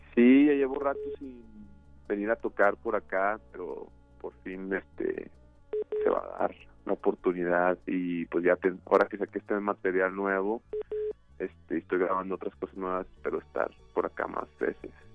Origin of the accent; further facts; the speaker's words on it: Coahuila, Mexico; yo soy de Coahuila